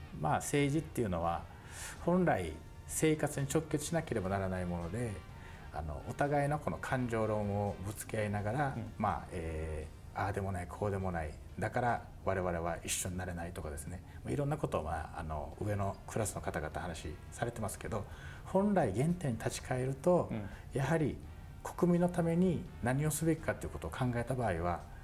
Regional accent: Tomigusuku, Okinawa, Japan; そこで生まれ育ち

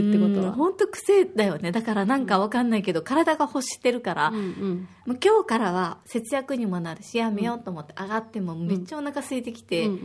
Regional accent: Osaka, Japan; now in Okinawa, Japan; 私は大阪出身で小学5年生と3年生の2人の子育てをしています。

